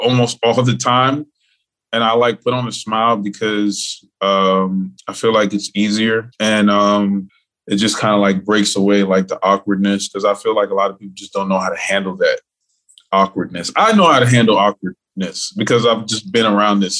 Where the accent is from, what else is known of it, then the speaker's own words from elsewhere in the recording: Miami, Florida, United States; Born and raised in Miami, Florida